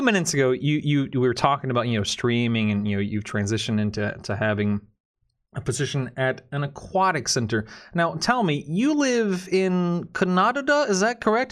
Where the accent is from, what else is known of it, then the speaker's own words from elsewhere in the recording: Florida, United States; born and raised in Florida.